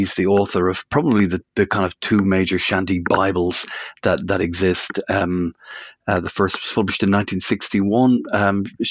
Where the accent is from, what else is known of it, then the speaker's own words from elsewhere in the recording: Dublin, Leinster, Ireland; moved away as an adult; also born or lived in Liverpool, United Kingdom; now in Hoylake, United Kingdom; I'm from Dublin originally, but I've moved to the UK, to Liverpool, back in the 1980s.